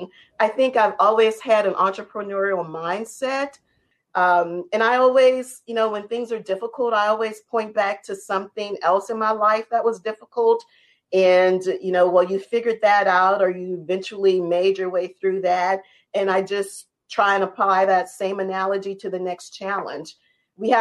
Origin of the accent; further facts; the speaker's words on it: New Orleans, Louisiana, United States; how I was raised in New Orleans